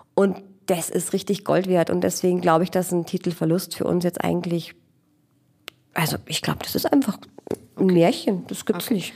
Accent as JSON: {"language": "German", "town": "Regensburg", "region": "Bavaria", "country": "Germany", "tie": "born or raised there", "said": "ich bin eine äh, Regensburger Aborigine, also Ureinwohnerin sozusagen, geboren hier"}